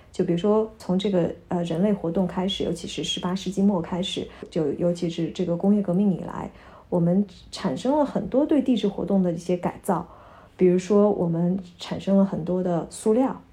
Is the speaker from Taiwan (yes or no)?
no; China; moved away as an adult; now in Vienna, Austria; 从小在，咱们在国内长大的孩子